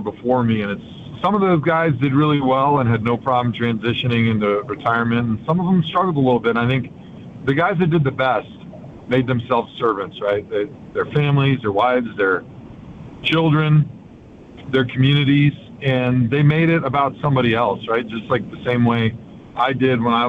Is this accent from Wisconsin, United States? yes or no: yes; Brookfield, Wisconsin, United States; where I grew up in Brookfield